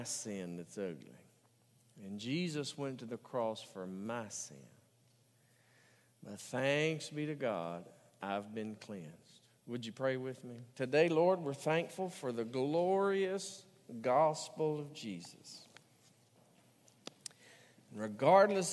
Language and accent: English; the South, United States; a theater in my hometown. That is the Lyric Theater